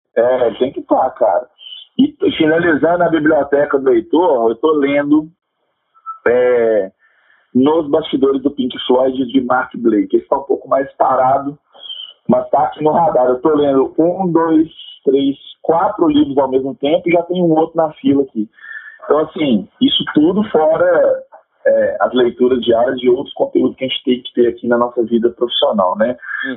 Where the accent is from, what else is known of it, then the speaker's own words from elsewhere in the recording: Minas Gerais, Brazil; aqui como mineiros